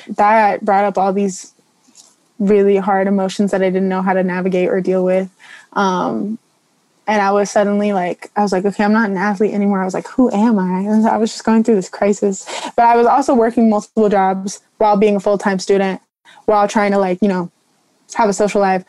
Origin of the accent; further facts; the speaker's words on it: Morro Bay, California, United States; I'm from Morro Bay, California